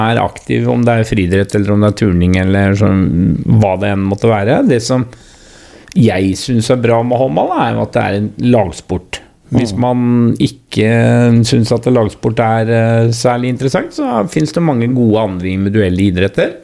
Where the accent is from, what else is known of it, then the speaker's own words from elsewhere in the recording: Porsgrunn, Telemark, Norway; also born or lived in Langangen; så jeg er vel egentlig født og oppvokst da på, på Hovinga